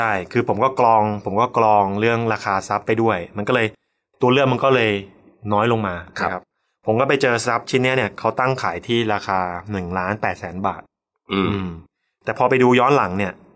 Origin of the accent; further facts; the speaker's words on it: Chonburi, Thailand; also born or lived in Bangkok; กลับบ้านที่ชลบุรี